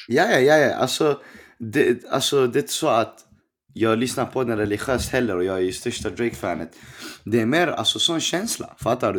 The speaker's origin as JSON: {"language": "Swedish", "town": "Stockholm", "region": "Stockholm County", "country": "Sweden", "said": "jag är från Rinkeby"}